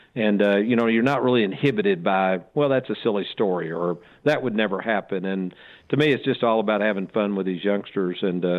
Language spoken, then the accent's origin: English; Lexington, Kentucky, United States; I grew up in Lexington, Kentucky. Back then, we didn't have a lot of money.